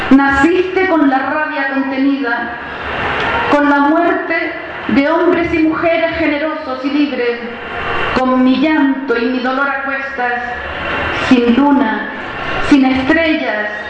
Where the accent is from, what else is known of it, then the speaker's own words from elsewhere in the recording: Canary Islands, Spain; moved away as an adult; also born or lived in Western Sahara / Santiago, Chile; now in Chile; yo soy canaria, nacida en el Sáhara, pero vivo hace 12 años en Chile.